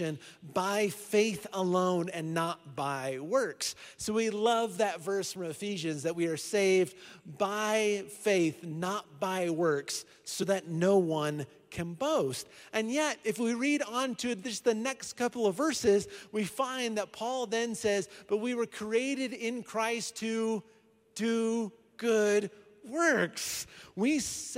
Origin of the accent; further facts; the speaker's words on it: Iowa, United States; now in Colorado Springs, United States; I'm from Iowa